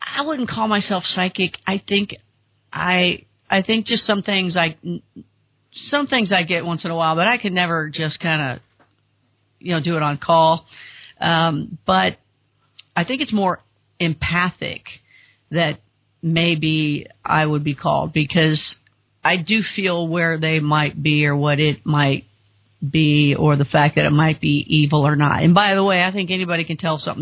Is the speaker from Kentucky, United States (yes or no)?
yes; Kentucky, United States; we're both from Kentucky